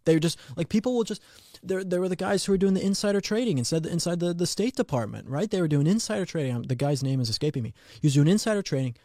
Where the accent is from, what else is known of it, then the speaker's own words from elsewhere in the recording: Colorado, United States; Colorado, my home state